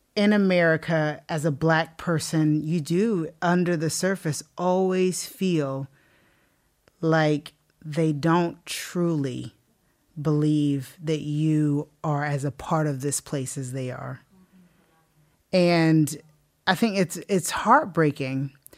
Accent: South Carolina, United States; moved away as an adult; now in Northern Ireland; I'm from South Carolina.

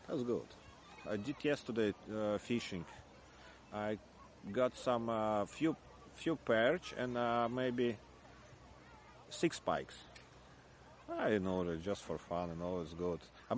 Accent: Jurmala, Latvia; English is a second language; moved away as an adult; now in Ireland; I come from Latvia, from Jurmala. It's like beside the capital city of Riga. I'm living here already 22 years.

